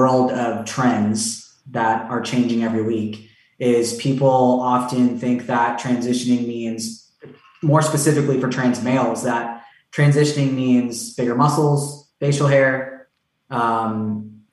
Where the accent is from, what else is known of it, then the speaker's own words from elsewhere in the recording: Tampa, Florida, United States; I grew up in Tampa